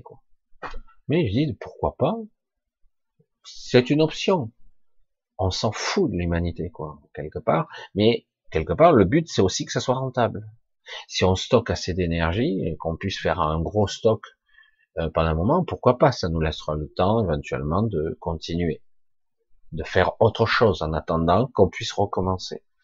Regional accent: France; je suis français

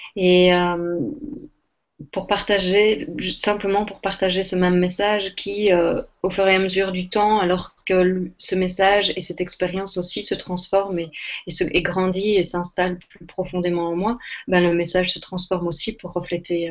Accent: Belgium; je suis belge, je suis belge d'origine

